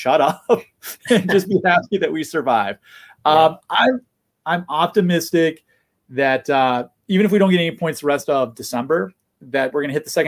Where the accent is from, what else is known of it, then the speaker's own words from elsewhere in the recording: United States; as an American sports fan